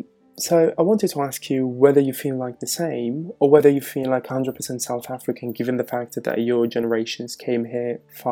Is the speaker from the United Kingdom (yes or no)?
no; Italy; closer to my Moroccan heritage. And to be fair, as I said, I was born and raised here in Italy